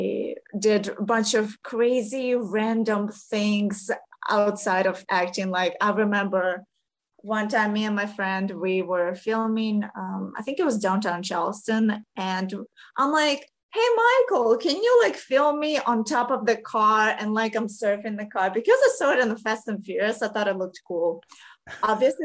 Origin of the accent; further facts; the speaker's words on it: Ukraine; English is a second language; now in United States; originally I'm from Ukraine